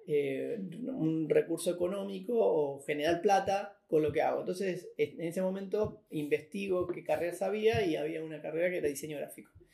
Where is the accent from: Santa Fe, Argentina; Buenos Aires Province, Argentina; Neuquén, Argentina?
Buenos Aires Province, Argentina; Merlo; Crecí acá en, el oeste, en Merlo, en el barrio